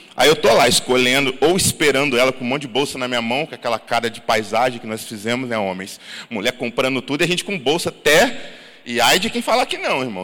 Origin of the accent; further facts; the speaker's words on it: Santo Antônio de Pádua, Rio de Janeiro, Brazil; moved away; Pádua, que é o lugar onde eu nasci